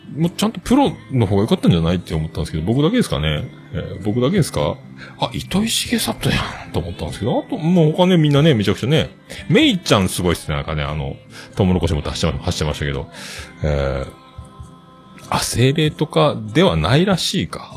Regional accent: Kyushu, Japan; 僕、九州育ちなので

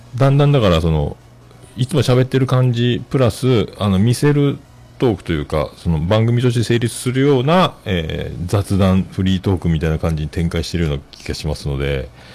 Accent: Fukuoka, Japan; 僕は福岡、ほぼ福岡育ちですけどね

